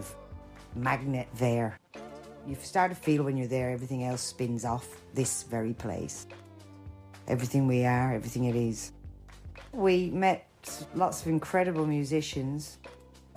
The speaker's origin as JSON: {"language": "English", "country": "Ireland", "moved": "yes", "lives_now": "London, United Kingdom", "said": "I'm Irish"}